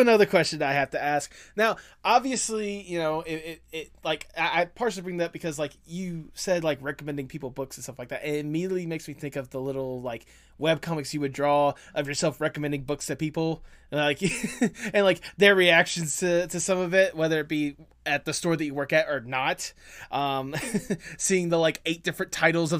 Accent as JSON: {"language": "English", "region": "the South", "country": "United States", "tie": "born or raised there", "said": "as someone that is raised from the South"}